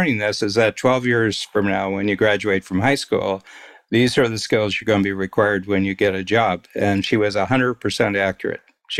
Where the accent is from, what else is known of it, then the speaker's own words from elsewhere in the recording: United States; now in Ontario, Canada; I grew up American